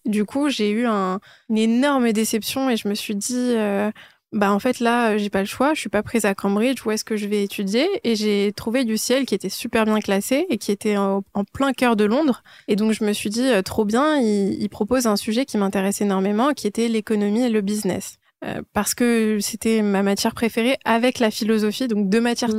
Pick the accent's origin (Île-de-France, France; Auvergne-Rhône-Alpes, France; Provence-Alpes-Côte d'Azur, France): Île-de-France, France; also born or lived in Iran / Nanterre / Paris / London; je suis née en Iran, je, suis retournée en France, euh, bah, je suis arrivée en France quand j'étais encore un bébé. Et donc, j'ai grandi en France